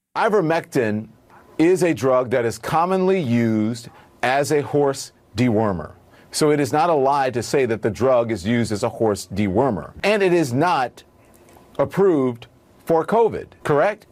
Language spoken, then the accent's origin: English; Monterey, California, United States; I'm from Monterey, California